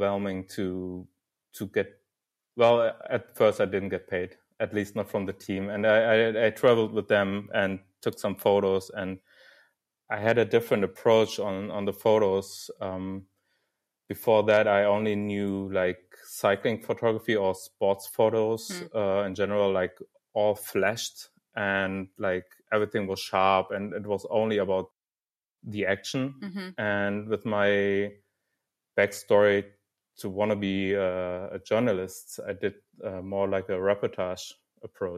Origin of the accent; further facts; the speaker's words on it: Dortmund, North Rhine-Westphalia, Germany; from Dortmund, actually, so my hometown